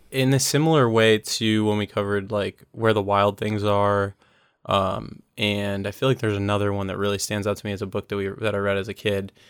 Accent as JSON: {"language": "English", "country": "United States", "said": "as an American"}